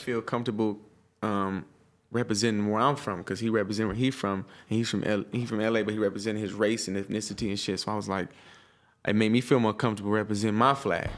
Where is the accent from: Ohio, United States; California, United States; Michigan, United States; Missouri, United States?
California, United States; Stockton; I'm from Stockton, it's not millions of black people